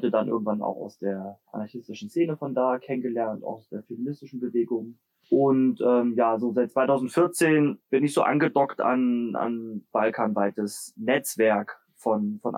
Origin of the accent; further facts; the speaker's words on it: Leipzig, Saxony, Germany; now in Jena, Germany; Ich komme aus Leipzig und genau wohne noch in Jena